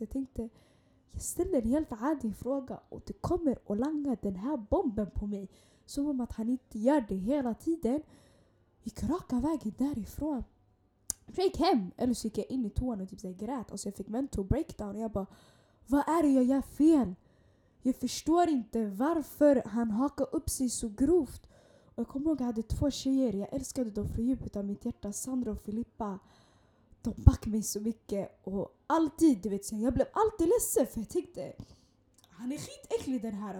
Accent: Stockholm, Stockholm County, Sweden; vi gick tillsammans när vi var yngre i Hagsätra

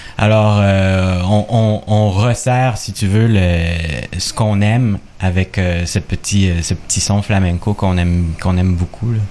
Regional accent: Quebec, Canada; québécois d'origine chilienne, on pourrait dire chilécois

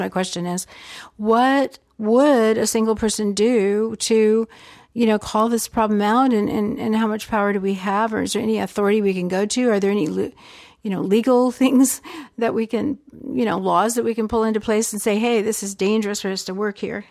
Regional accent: Georgia, United States; growing up in Georgia

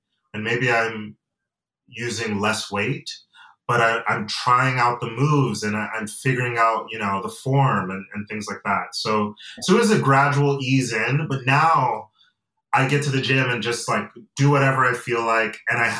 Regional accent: Atlanta, Georgia, United States; also born or lived in Nigeria; I say that I'm from Nigeria and I'm from Georgia, because I was born in Atlanta. But my family, I come from a family of immigrants, and I have dual citizenship.

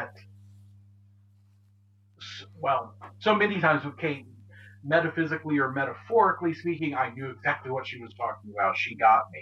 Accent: rural Southwest Ohio, United States; I grew up in Ohio, rural Southwest Ohio

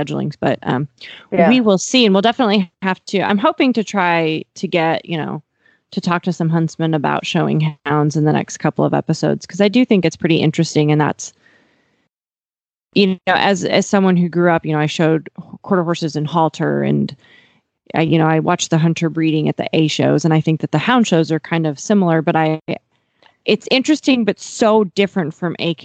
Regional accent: Miles City, Montana, United States; now in Fort Worth, United States; the area of Miles City, Montana, my hometown

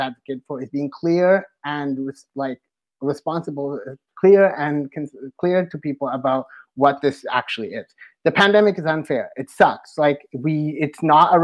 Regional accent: Toronto, Ontario, Canada; now in United States; I am originally from Toronto, like a long time ago, I used to live there.

